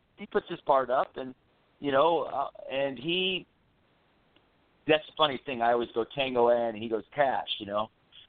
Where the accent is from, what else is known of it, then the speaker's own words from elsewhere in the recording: Orlando, Florida, United States; Oh, Orlando, Florida.